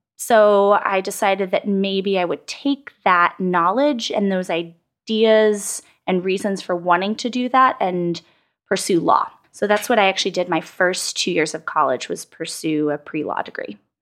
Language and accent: English; San Antonio, Texas, United States; moved away as an adult; also born or lived in Washington, D.C. / Austin; I grew up in San Antonio, Texas girl through and through